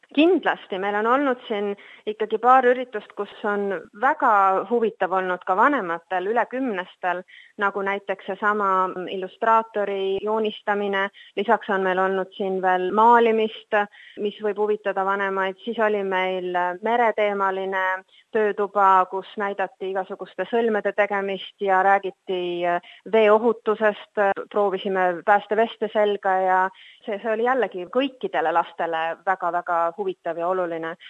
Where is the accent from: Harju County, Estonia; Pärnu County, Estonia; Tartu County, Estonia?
Pärnu County, Estonia; Pärnu; now in Sydney, Australia; ise ma olen Pärnust pärit